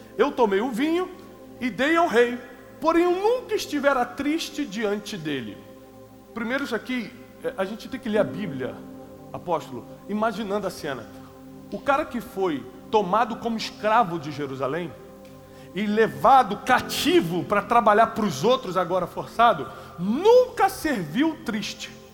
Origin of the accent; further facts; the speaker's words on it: Rio de Janeiro, Brazil; Eu vim da periferia do Rio de Janeiro